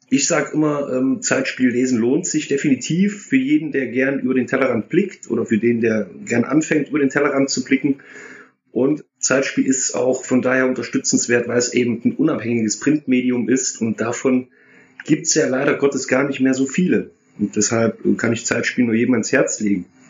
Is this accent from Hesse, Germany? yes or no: no; Erfurt, Thuringia, Germany; moved away as an adult; now in Duisburg, Germany; komme gebürtig aus Erfurt, wohne seit 15 Jahren in Duisburg